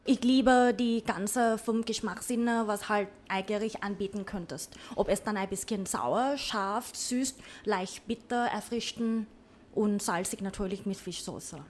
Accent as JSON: {"language": "German", "region": "Bangkok", "country": "Thailand", "tie": "born or raised there", "second_language": "German", "moved": "yes", "lives_now": "Vienna, Austria", "said": "ich komme ja. aus Bangkok, gebürtige Thailänderin."}